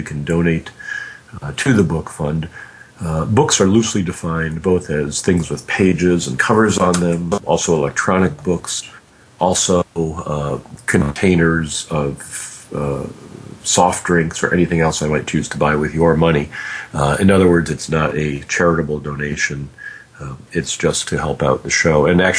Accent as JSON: {"language": "English", "town": "Detroit", "region": "Michigan", "country": "United States", "tie": "born or raised there", "said": "I was born in Detroit, Michigan"}